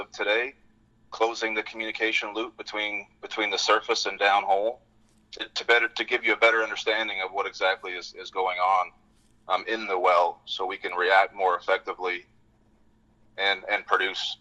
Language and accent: English; British Columbia, Canada; born or raised there; moved away as an adult; now in Fort Worth, United States